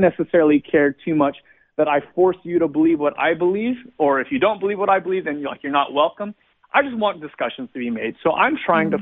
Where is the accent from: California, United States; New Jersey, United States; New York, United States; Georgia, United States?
California, United States; Glendale; I was born and raised in Southern California, uh, just not too far away from Los Angeles or from uh, Hollywood, actually, in a little place called Glendale